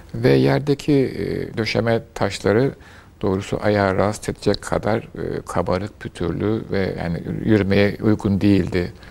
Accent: Istanbul, Turkey; Bayezid semtinde doğdum.

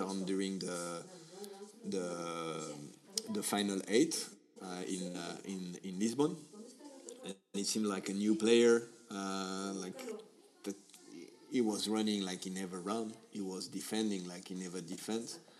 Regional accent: Paris, Île-de-France, France; English is a second language; I'm from Paris

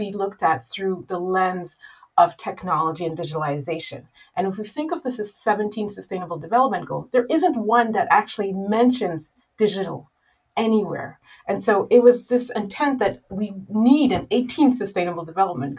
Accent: Rwanda; I'm from Rwanda

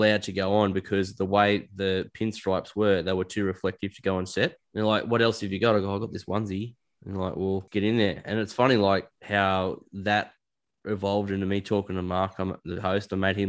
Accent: Australia; Being Australian, yeah, sure. Being Australian does help.

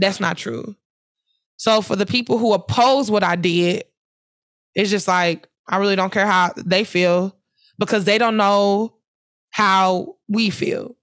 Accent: Ferguson, Missouri, United States; Ferguson, my hometown, my streets

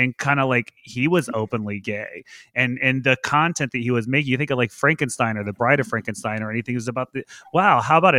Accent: the South, United States; I grew up in the South

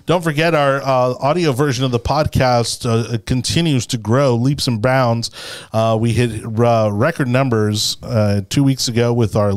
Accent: Miami, Florida, United States; being born and raised in Miami, a lifelong Floridian

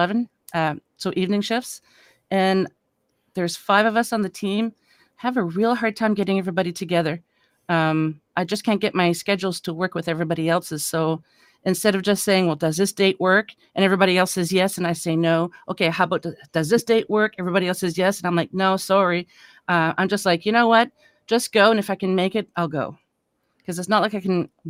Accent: Canada; I'm a Canadian

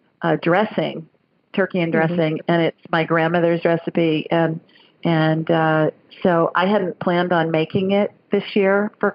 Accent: the North, United States; now in Southern United States; Down here in the deep South, they make cornbread dressing. And, I'm a Yankee. I grew up in the North. So that's not how they make it up there.

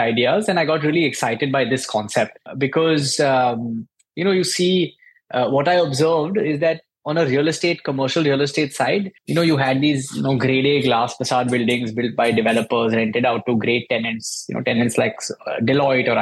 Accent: Mumbai, Maharashtra, India; moved away as an adult; also born or lived in California, United States / New York, United States; I'm obviously born and brought up in Mumbai

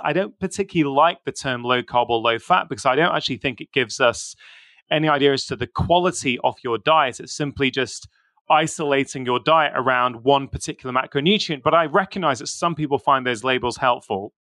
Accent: United Kingdom; I was born in the U K. So, I've got my Indian heritage.

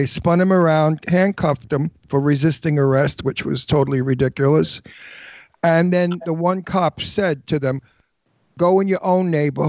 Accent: New York City, New York, United States; I'm Italian from Brooklyn.

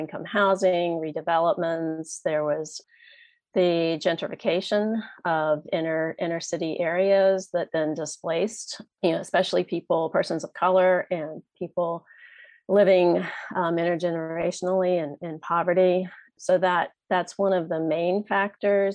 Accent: Richmond, Virginia, United States; moved back to my hometown at Richmond, Virginia

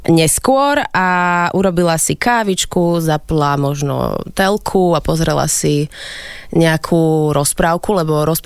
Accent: Bratislava, Bratislava Region, Slovakia; Áno, ja som originál Bratislavčanka.

